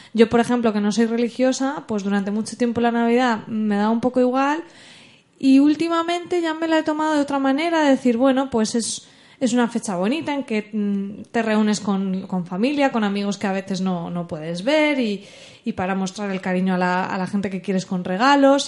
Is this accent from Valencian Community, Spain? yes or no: yes; Alcoy, Valencian Community, Spain; los de Alcoy, que es de donde yo soy